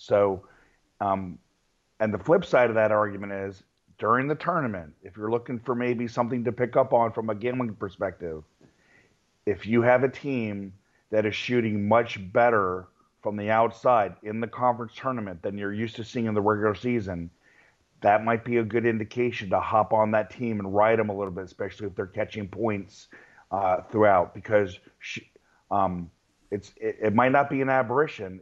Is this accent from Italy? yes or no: no; Virginia, United States; when I was a kid growing up in Virginia